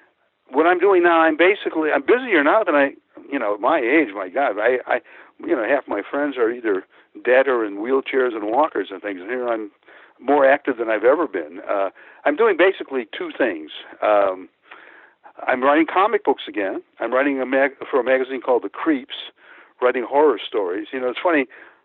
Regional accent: Pecos, Texas, United States; born there; Because I was born in Pecos. That's where that name comes from, Pecos, Texas.

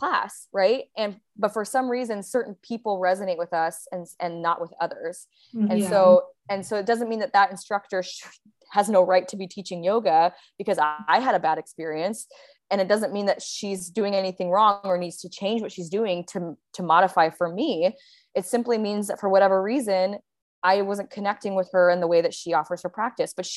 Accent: Seattle, Washington, United States; also born or lived in Bali; now in Sayulita, Mexico; I was, living in Seattle last year, which is where I'm from

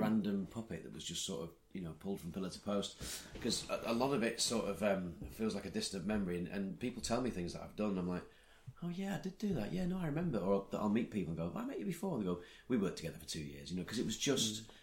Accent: Blackpool, North West England, United Kingdom; I'm that guy from Blackpool

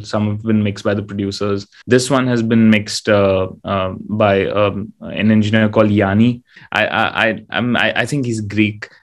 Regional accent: India; being an Indian artist

